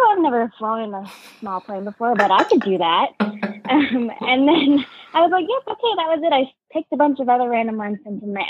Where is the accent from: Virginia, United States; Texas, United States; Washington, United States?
Washington, United States; moved away; also born or lived in U.S. Virgin Islands / Alaska; I grew up in Washington State and then the U.S. Virgin Islands.